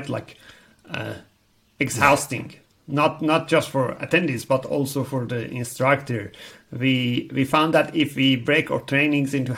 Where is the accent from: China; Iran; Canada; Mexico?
Iran; moved away as an adult; now in New Zealand; I'm originally from Iran